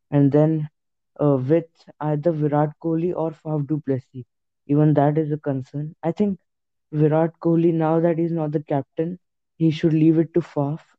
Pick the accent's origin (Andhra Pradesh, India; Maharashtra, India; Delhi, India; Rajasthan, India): Maharashtra, India; So yeah, yeah I'm actually from Maharashtra